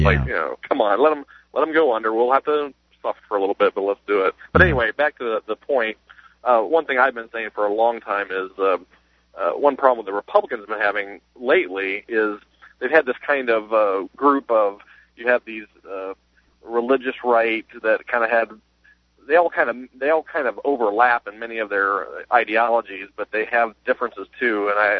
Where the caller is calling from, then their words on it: South Bend, Indiana, United States; Well, I'm in South Bend area, Indiana.